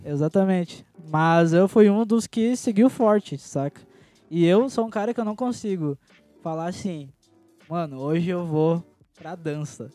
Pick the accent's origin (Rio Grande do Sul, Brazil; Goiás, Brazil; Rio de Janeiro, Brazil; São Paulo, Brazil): Rio Grande do Sul, Brazil; é uma tradição daqui, né? Uma dança daqui, do Rio Grande do Sul